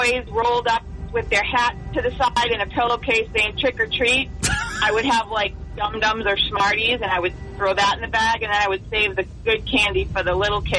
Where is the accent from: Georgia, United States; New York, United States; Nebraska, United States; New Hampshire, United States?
New Hampshire, United States; Wakefield; I'm from Wakefield.